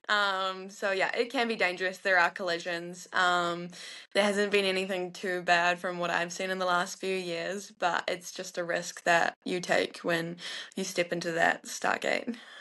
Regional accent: North Island, New Zealand; I was raised in the North Island

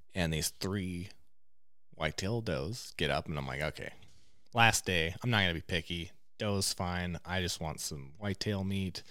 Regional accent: Eastern Oregon, United States; growing up in Eastern Oregon

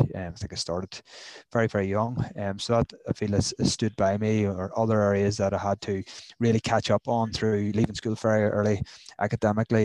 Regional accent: Newcastle, United Kingdom; I'm from Newcastle

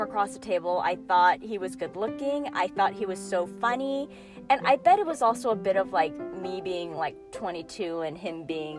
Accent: Chicago, Illinois, United States; moved away as an adult; now in California, United States; I actually grew up in the Midwest.

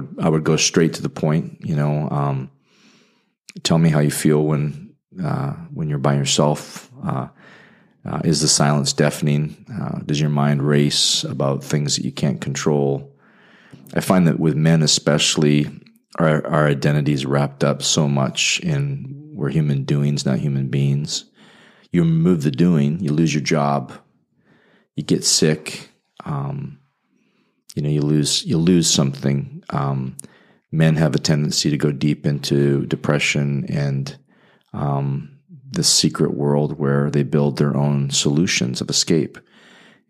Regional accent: Calgary, Alberta, Canada; moved away as an adult; also born or lived in Indianapolis; now in Fort Wayne, United States; I'm from Western Canada, so if I talk funny, it's because I'm from the Calgary, Alberta area near the Rocky Mountains

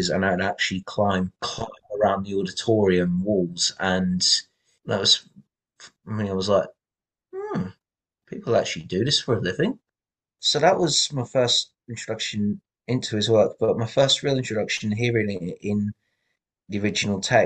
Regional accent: Valencia, Valencian Community, Spain; also born or lived in Essex, England; I grew up in Valencia, Spain

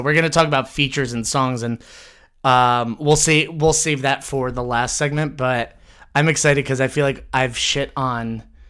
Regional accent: United States; I am American

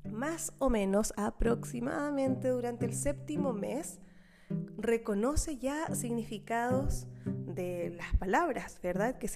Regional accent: Chile; accent: Chilean; Parece que mm, mi acento chileno se parece mucho al acento canario, no lo sé.

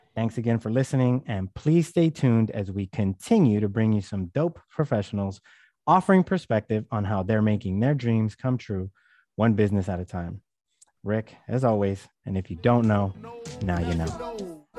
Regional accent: California, United States; I'm from California

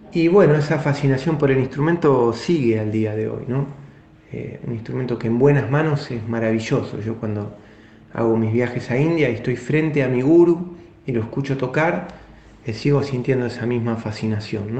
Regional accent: Colón, Buenos Aires Province, Argentina; also born or lived in Avellaneda; mi pueblo es cerca de Pergamino, se llama Colón, está a 50 kilómetros de Pergamino

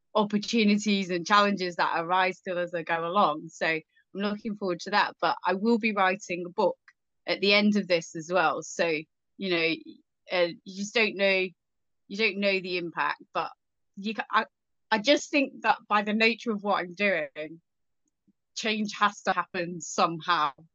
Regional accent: England, United Kingdom; growing up in England

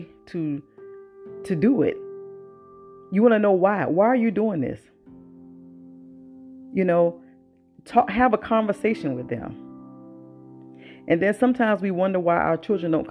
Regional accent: the South, United States; I was born and raised in the South.

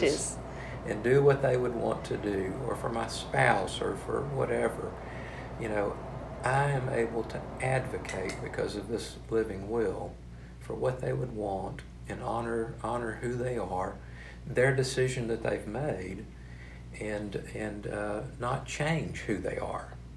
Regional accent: Marshall, Texas, United States; moved away as an adult; also born or lived in Waco, Texas / Fort Worth, Texas / Temple, Texas; now in Beaumont, United States; I'm originally from Marshall, Texas, and uh, moved away to Waco to to uh, uh Baylor University

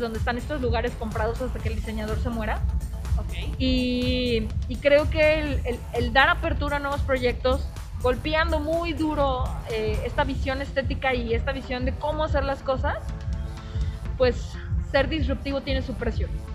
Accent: Mexico; el mestizaje que tengo yo como libanesa y también como mujer mexicana

